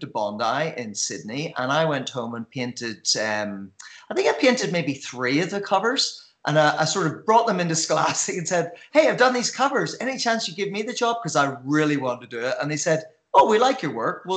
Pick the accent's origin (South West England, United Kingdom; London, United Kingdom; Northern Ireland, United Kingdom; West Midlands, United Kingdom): Northern Ireland, United Kingdom; Belfast; I grew up in Belfast